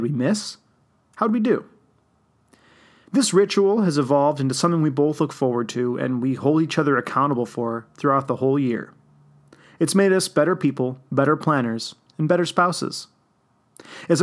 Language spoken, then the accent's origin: English; Wheeling, Illinois, United States; I was privileged enough to grow up in the Chicago suburbs